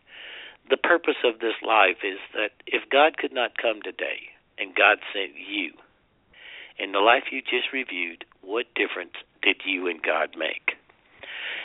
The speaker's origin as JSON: {"language": "English", "region": "South Carolina", "country": "United States", "said": "I'm from South Carolina, and everybody goes to hell from South Carolina"}